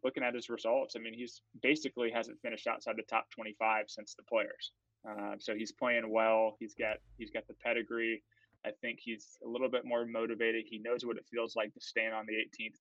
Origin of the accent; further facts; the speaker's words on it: Florida, United States; I'm from Florida